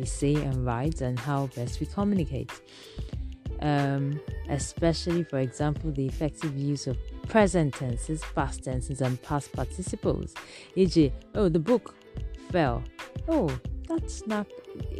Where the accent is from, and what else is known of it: Nigeria